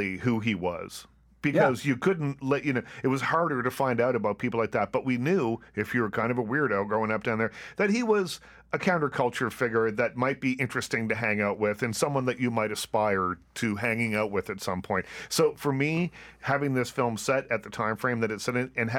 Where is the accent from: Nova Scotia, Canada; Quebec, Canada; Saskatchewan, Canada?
Nova Scotia, Canada; Liverpool; moved away as an adult; I was just in my hometown, Liverpool, Nova Scotia